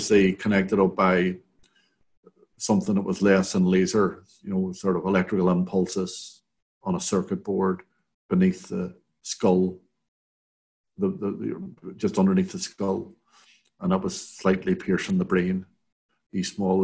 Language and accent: English; Derry, Northern Ireland, United Kingdom; I grew up in the Craigan and played around the Craigan